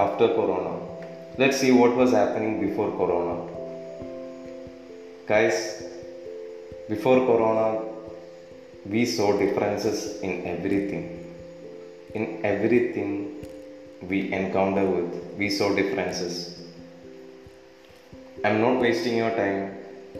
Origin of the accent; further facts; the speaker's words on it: Kerala, India; I'm from Kerala, God's own country in India